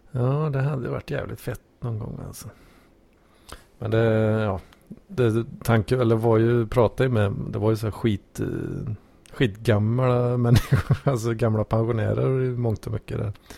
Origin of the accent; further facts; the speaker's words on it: Sweden; som svensk